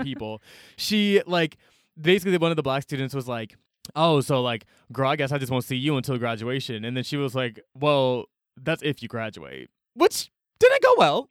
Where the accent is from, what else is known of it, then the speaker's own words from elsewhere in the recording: Atlanta, Georgia, United States; growing up in Atlanta, I was always surrounded by black people